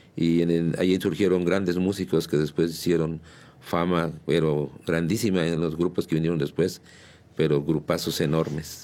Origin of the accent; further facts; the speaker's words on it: San Juan del Río, Querétaro, Mexico; Yo soy de San Juan del Río, yo nací en la, en la calle de Mina, en el número 49